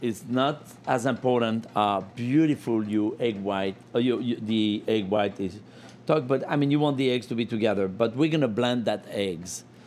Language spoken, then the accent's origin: English; Lyon, Auvergne-Rhône-Alpes, France; English is a second language; now in New York, United States; Lyon, my hometown, where I learned to make my first apple tart